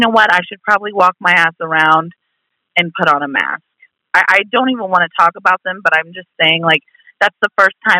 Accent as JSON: {"language": "English", "region": "Indiana", "country": "United States", "said": "I'm from Indiana"}